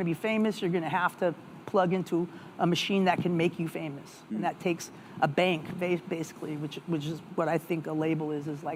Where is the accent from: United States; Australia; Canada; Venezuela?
United States; being an American